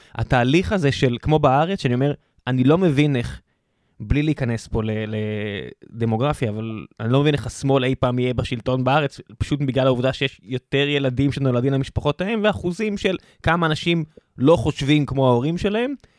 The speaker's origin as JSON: {"language": "Hebrew", "country": "Israel"}